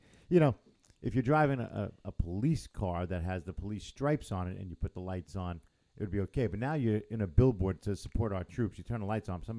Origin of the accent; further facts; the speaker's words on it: North Shore, New York, United States; I was born and raised on North Shore, but I went to the South Shore.